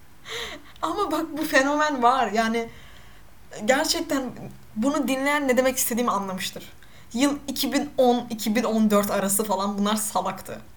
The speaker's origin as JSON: {"language": "Turkish", "region": "Black Sea Region", "country": "Turkey", "said": "Ben de Karadenizliyim. Hatta ben kötü Karadeniz"}